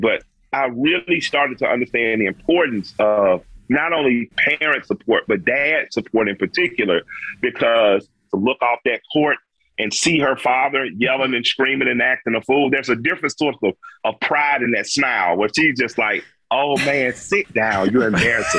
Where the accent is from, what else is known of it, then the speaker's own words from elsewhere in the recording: Atlanta, Georgia, United States; I grew up in the Collier Heights community